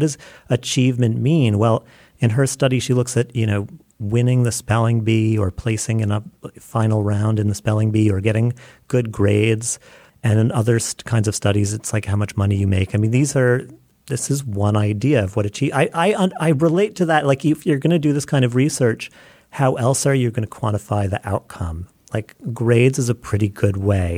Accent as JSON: {"language": "English", "country": "United States"}